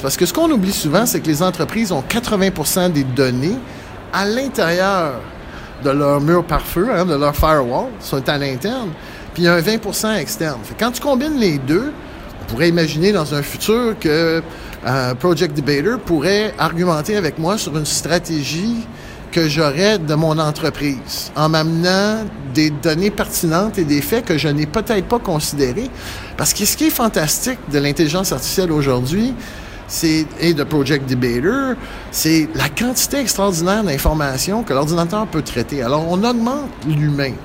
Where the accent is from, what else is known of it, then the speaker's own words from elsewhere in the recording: Quebec, Canada; je suis un Québécois dans l'âme